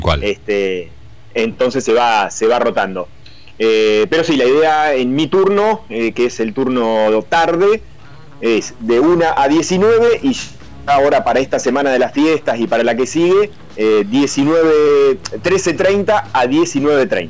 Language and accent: Spanish; Argentina; moved away; acá los argentinos somos gringos